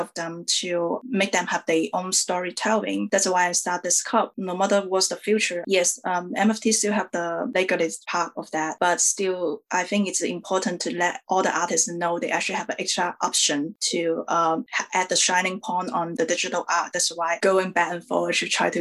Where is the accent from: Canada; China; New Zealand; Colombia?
China; I'm an Asian woman. I come from China